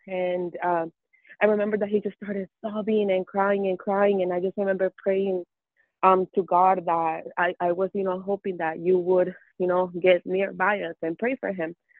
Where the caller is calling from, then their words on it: Mesa, Arizona, United States; I'm calling you from Mesa, Arizona.